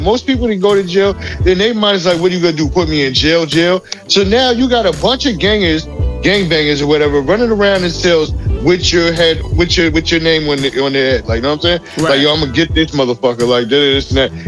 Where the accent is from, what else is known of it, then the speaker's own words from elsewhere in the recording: New York City, New York, United States; I'm from Linden